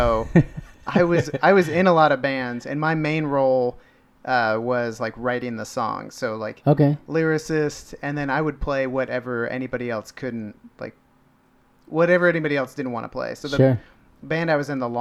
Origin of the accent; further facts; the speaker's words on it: Van Meter, Iowa, United States; also born or lived in Philadelphia, United States / United Kingdom; I grew up right outside Des Moines in Van Meter